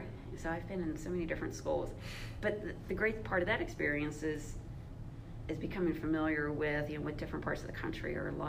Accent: West Virginia, United States; accent: mountain twang; also born or lived in South; growing up in, provincial backwoods, West Virginia. And it gave me a whole new exposure to life. So my accent starts off with this city speed.

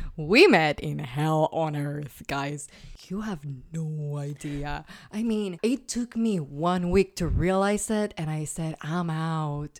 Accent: Puerto Rico; first language Spanish; English is a second language; moved away; I'm Puerto Rican, guys. I'm a born and raised in that beautiful paradise of an island in the Caribbean.

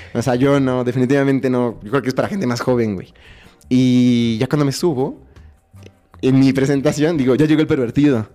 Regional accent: Mexico

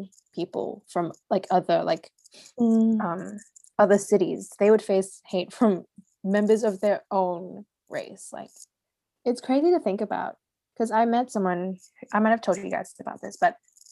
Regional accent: Singapore; now in Australia; I was born in Singapore and I guess raised there for most of my life

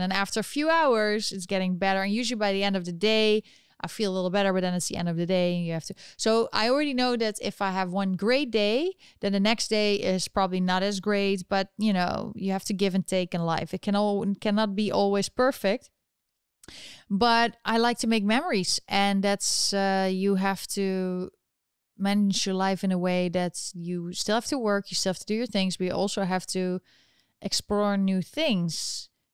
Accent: Netherlands; now in United States; I was born in, in the Netherlands, and I'm still eligible to vote there.

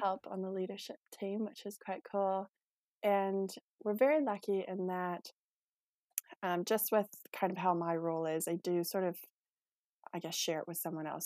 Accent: Manitoba, Canada; moved away as an adult; now in Methven, New Zealand; I'm originally from Canada, so I grew up in a small, um, a small town south of the main city uh, in Manitoba

